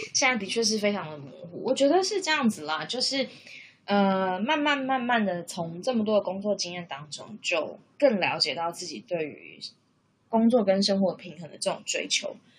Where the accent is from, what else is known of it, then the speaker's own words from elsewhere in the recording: Taiwan; moved away as an adult; now in Canberra, Australia; 那是因为我的另外一半就是他，他不是台湾人，所以他跟我当然就是异国恋情嘛，因为我们两个来自不同的国家，不同的文化背景